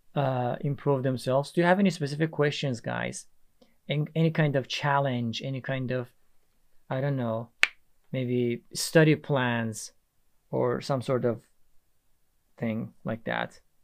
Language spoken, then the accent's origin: English; Iran; English is a second language; now in Istanbul, Turkey; I'm from Iran. I live in Istanbul, Turkey.